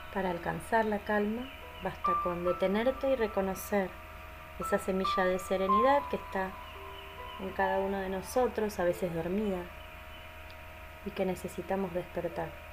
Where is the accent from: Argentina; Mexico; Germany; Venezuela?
Argentina; soy de Argentina, docente y facilitadora de mindfulness